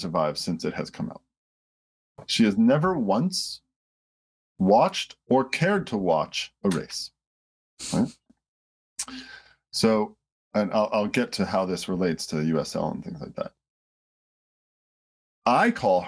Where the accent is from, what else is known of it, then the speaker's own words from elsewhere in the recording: Detroit, Michigan, United States; I grew up in Detroit